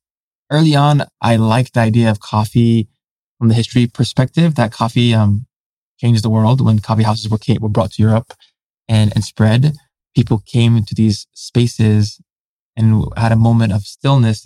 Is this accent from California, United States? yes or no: yes; San Francisco, California, United States; growing up as a third culture kid, someone who has parents who immigrated here